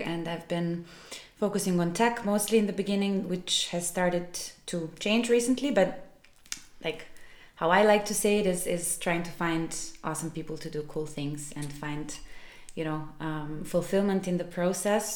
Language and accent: English; Belgrade, Serbia; moved away as an adult; also born or lived in Milan, Italy; I am originally from Serbia, from Belgrade